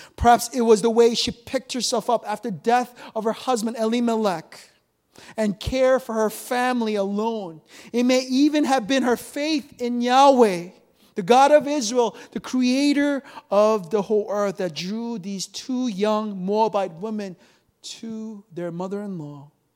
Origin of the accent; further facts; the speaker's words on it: South Korea; moved away; I remember growing up in Korea